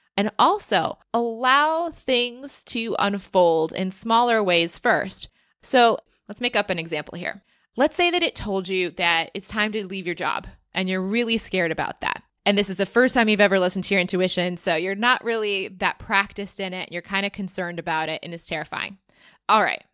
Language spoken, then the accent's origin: English; United States; as an American citizen